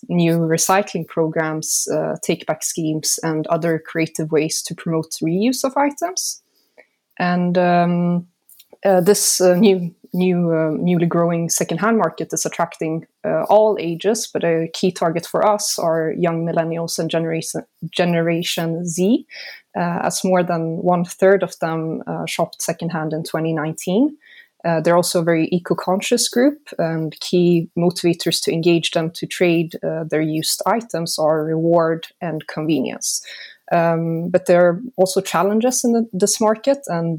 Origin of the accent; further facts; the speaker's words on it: Sweden; now in Switzerland; So I'm from Sweden, but I've lived in Switzerland most of my life.